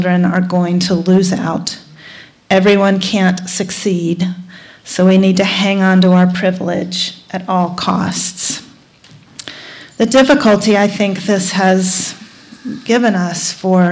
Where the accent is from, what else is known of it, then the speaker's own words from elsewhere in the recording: North Carolina, United States; my home state of North Carolina